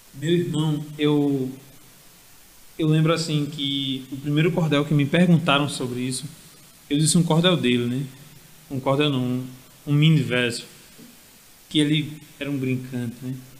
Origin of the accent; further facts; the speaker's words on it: Alagoa Nova, Paraíba, Brazil; moved away as an adult; now in João Pessoa, Brazil; eu sou de Lagoa Nova, é, cordelista lá, acho que desde 2015